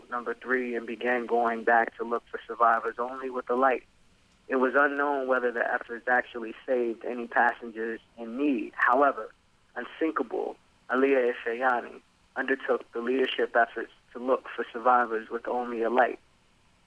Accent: Hampton Roads, Virginia, United States; the Hampton Roads area, Virginia Beach, Norfolk? Yep. Newport News, yeah. So that's home.

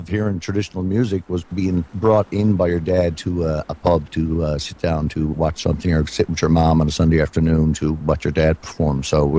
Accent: Outer Cove, Newfoundland and Labrador, Canada; I am 53 years old. I've been a musician almost my entire life. I was born in Outer Cove, Newfoundland. There was lots of music in my family

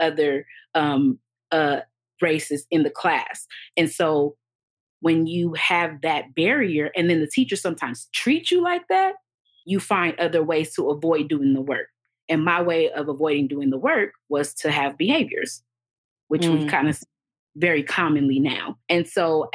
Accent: Los Angeles, California, United States; we grew up in South Central Los Angeles

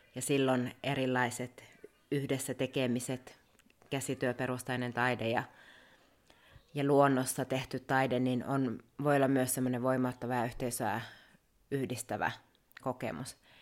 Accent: Rovaniemi, Lapland, Finland; moved away as an adult; now in Muodoslompolo, Sweden; mä oon Rovaniemeltä kotoisin ja onkin sitten opiskellut Rovaniemellä ja aika tiiviisti asunut siellä

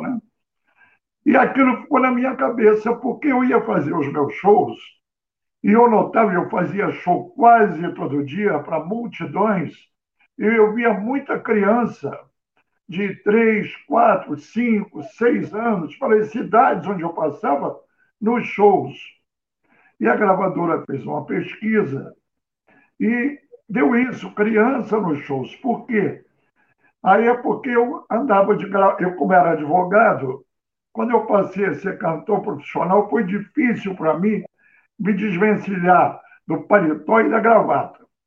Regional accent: Rio de Janeiro, Brazil; eu morava num bairro Modesto do Rio, onde eu nasci, onde eu vivi 30 anos

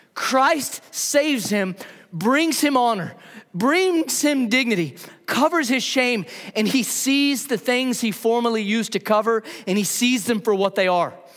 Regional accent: New Mexico, United States; now in Huntsville, United States; I grew up in New Mexico

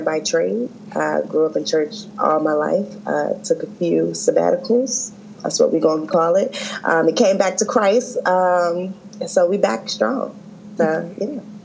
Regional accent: Maryland, United States; I'm from Merlin

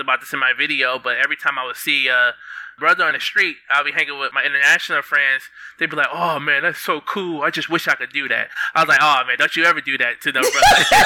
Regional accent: Detroit, Michigan, United States; I'm from Detroit. I'm 30. I'm living in. Uh, uh, Michigan right now.

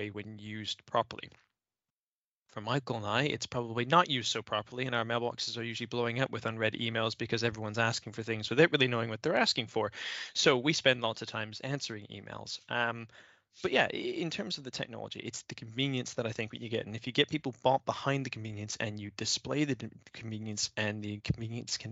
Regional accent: Canada; now in United Kingdom; I'm from Canada originally

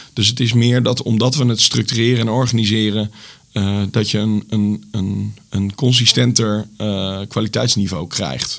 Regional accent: Zutphen, Gelderland, Netherlands; moved away as an adult; also born or lived in Enschede; now in Zwolle, Netherlands; Ik kom oorspronkelijk uit Zutphen.

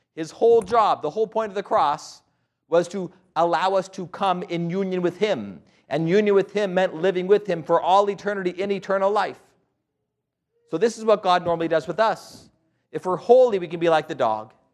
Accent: Albuquerque, New Mexico, United States; born and raised in Albuquerque, New Mexico.

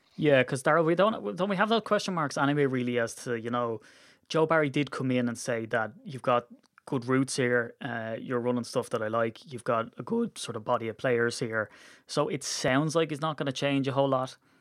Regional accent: Ireland; we're Irish

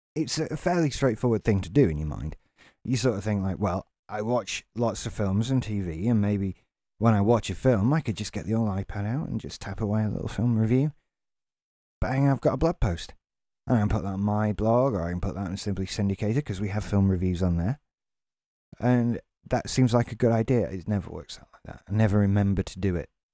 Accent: England, United Kingdom; we have a bad enough reputation as English people

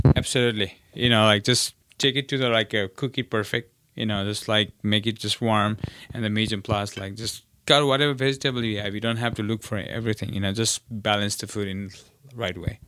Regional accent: Nepal; also born or lived in New York; now in Nantucket, United States; I'm from Nepal

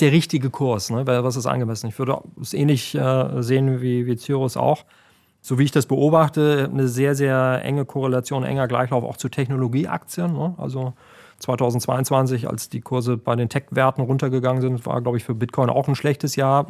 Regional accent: Germany; bei uns in Deutschland

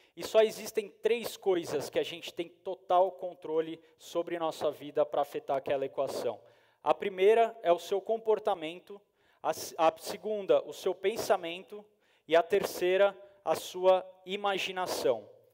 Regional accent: São Paulo, Brazil; eu sou de São Paulo

